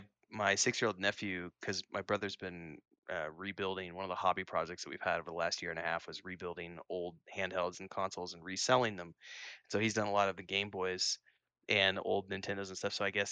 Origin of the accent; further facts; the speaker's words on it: Missouri, United States; But I do miss fall because I grew up in Missouri, so yeah.